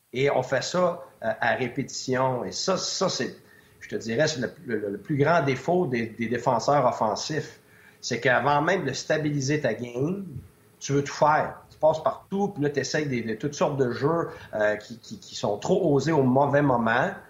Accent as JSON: {"language": "French", "region": "Quebec", "country": "Canada", "also_born_or_lived": "United States / Switzerland", "moved": "as an adult", "said": "je suis un Québécois"}